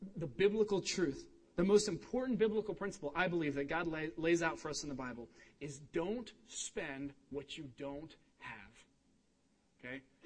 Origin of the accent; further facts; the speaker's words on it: Cincinnati, Ohio, United States; moved away; I'm from Cincinnati, Ohio.